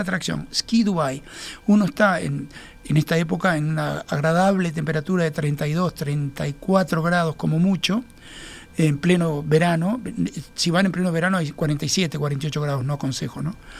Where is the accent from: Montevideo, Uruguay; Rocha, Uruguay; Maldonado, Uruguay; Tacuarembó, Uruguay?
Montevideo, Uruguay; nosotros vivimos como montevideanos